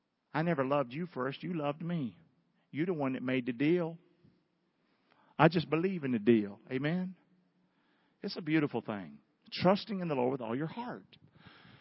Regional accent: the South, United States; I'm a Southerner. It's yes, ma'am

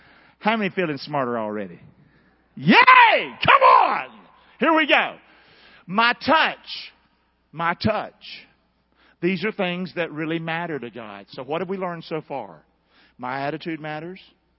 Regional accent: Rockingham, North Carolina, United States; I grew up in a bad place. I grew up in Rockingham. Chuck, you've been on my street, ain't you, Bubba? Did it look like a happy street?

